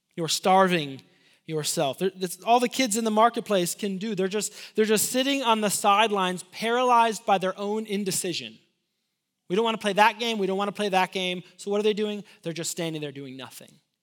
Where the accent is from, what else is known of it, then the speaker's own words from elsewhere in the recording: Illinois, United States; moved away; also born or lived in Lubbock, Texas; I'm from Illinois